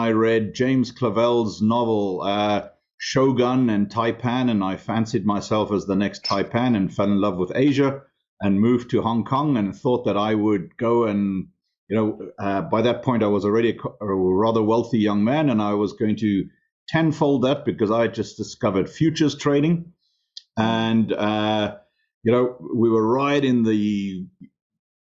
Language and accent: English; Namibia; English is a second language; moved away; I grew up in Africa, in a country called Southwest Africa